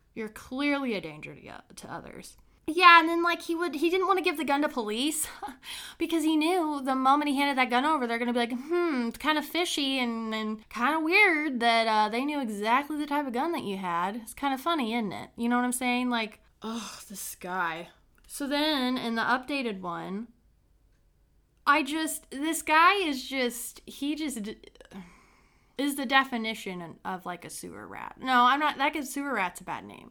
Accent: Brown County, Indiana, United States; from my small hometown, Brown County in Indiana

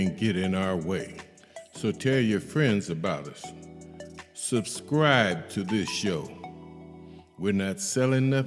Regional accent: Akron, Ohio, United States; 44307 gang from Akron, Ohio, my hometown

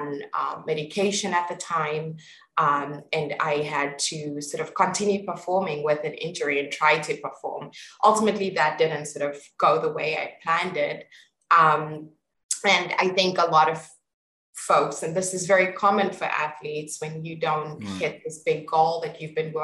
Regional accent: East Rand, Gauteng, South Africa; also born or lived in Pretoria, South Africa; I grew up on the East Rand and moved into the boarding school

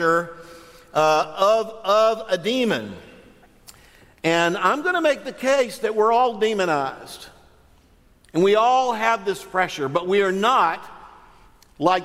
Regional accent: Northwest Florida, United States; I'm from Northwest Florida

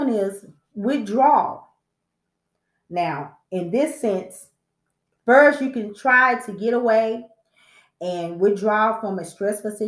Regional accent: Texas, United States; I'm from Texas.

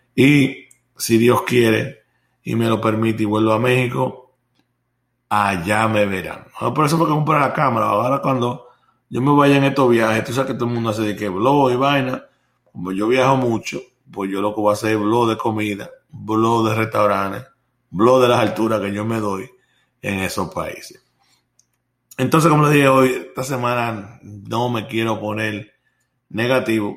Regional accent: Puerto Rico; now in Florida, United States; Me recuerdo yo cuando era pequeño, allá en Puerto Rico

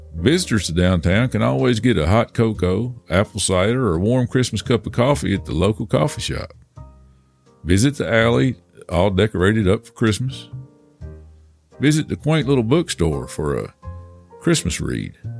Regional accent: Nashville, Tennessee, United States; moved away; I was just from Nashville

